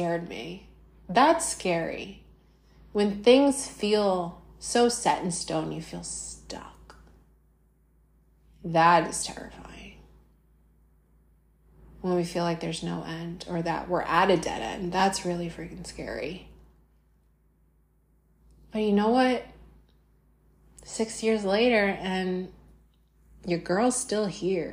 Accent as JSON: {"language": "English", "country": "United States", "said": "I'm American"}